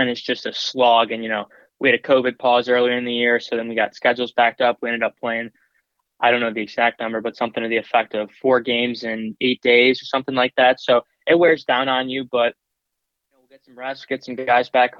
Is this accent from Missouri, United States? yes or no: no; Cleveland, Ohio, United States; also born or lived in Cuyahoga Heights, Ohio; now in Columbus, United States; I'm from Cleveland, Ohio